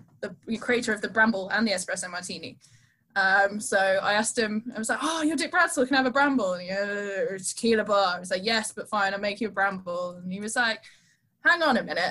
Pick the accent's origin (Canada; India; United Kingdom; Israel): United Kingdom; Tadcaster, Yorkshire and the Humber; so I grew up in Tadcaster in North Yorkshire.